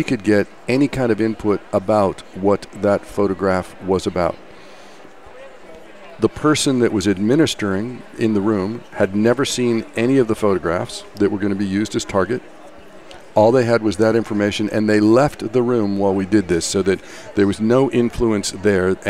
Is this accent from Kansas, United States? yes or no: yes; Kansas, United States; now in San Francisco Bay Area, United States; I actually grew up in Kansas